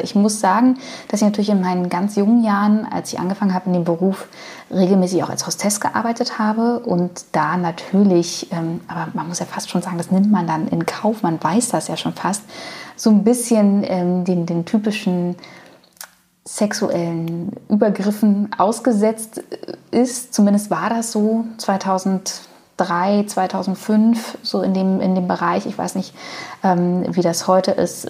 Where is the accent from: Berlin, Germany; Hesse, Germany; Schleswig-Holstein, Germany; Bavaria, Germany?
Berlin, Germany; ich bin in, in meinem in ostdeutschen Umfeld groß geworden. Also ich bin in, im Osten geboren, aus Berlin geboren.